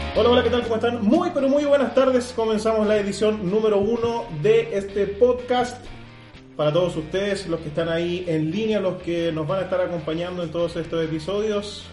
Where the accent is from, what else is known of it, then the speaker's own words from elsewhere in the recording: Iquique, Tarapacá, Chile; especialmente nosotros somos de Iquique